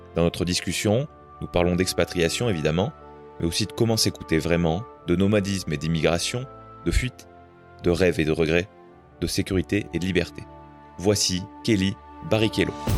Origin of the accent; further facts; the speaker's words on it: France; on est français tous les deux